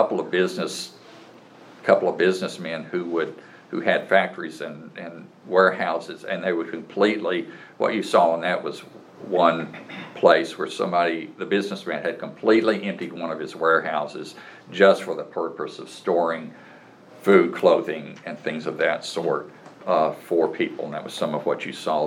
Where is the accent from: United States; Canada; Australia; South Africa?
United States